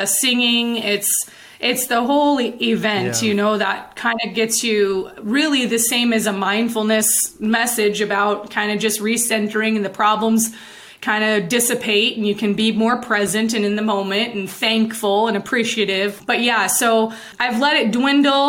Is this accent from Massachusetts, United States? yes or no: no; Illinois, United States; also born or lived in Indiana; I remember when we moved from Indiana to Illinois when I was, I think, in the first grade.